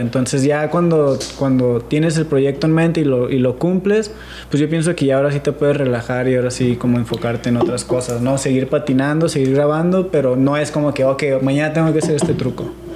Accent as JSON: {"language": "Spanish", "town": "San Diego", "region": "California", "country": "United States", "tie": "born or raised there", "also_born_or_lived": "Mexico", "said": "San Diego y California es como mi segundo hogar, güey. Porque ahí crecí"}